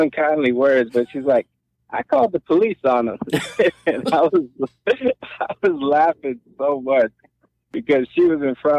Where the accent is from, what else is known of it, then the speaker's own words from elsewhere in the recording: Long Beach, California, United States; also born or lived in Los Angeles; So I did not grow up in L.A. I grew up in Long Beach.